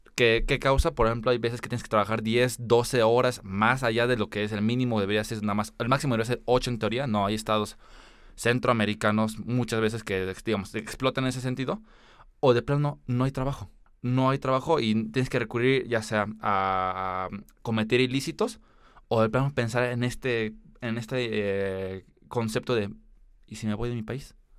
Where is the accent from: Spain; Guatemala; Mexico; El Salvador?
Mexico; also born or lived in United States; nosotros como mexicanos